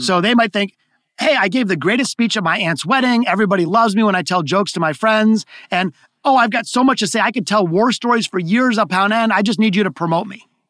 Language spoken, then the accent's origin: English; Detroit, Michigan, United States; here in Detroit, my hometown